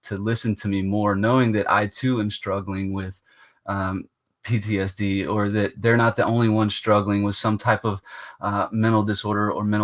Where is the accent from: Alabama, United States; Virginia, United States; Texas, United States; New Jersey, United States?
Alabama, United States; Prattville; I'm from Prattville, Alabama